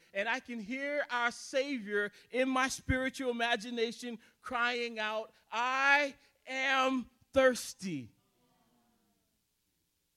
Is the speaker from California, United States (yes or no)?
no; South Carolina, United States; now in Minnesota, United States; I was born and raised in South Carolina.